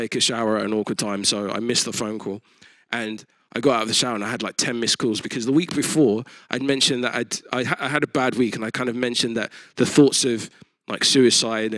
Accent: United Kingdom; as a Christian and a British person, but also identifying as a Nigerian

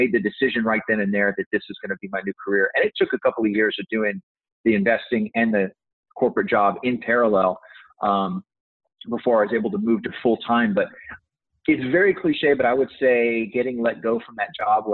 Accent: Texas, United States; I was born and raised in Texas, where I reside today

